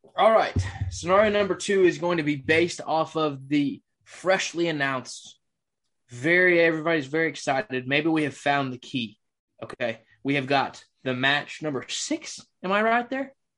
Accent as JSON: {"language": "English", "area": "Bible Belt", "region": "the South", "country": "United States", "tie": "born or raised there", "said": "I was raised in the Bible Belt"}